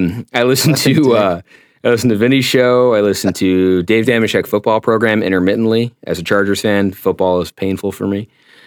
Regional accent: Peekskill, New York, United States; now in Saratoga, United States; He actually performed in my hometown in Peekskill about 2 years ago

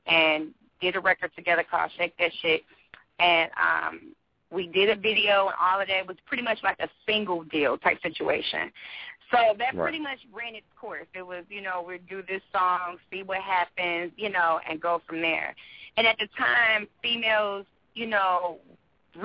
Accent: St. Louis, Missouri, United States; I'm from the Midwest

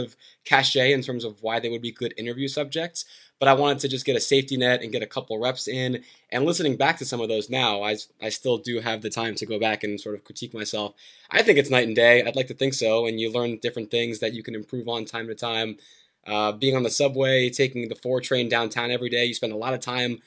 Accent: New Jersey, United States; growing up in New Jersey

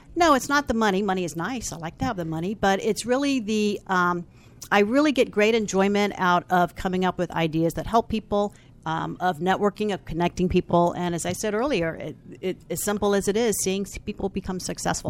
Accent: Falls Church, Virginia, United States; I am from Falls Church, Virginia

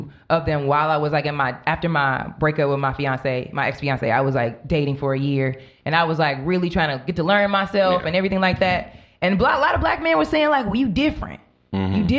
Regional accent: Homewood, Illinois, United States; I grew up in the suburbs in Chicago. I grew up in Homewood, Flossmoor, Hazelcrest area.

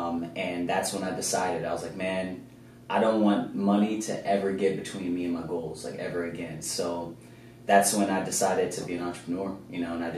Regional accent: Kansas City, Missouri, United States; moved away as an adult; now in California, United States; So I'm originally from Kansas City.

